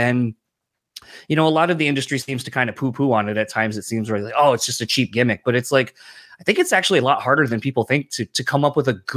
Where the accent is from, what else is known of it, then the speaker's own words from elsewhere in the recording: East Coast, United States; now in Midwest, United States; growing up in the East Coast originally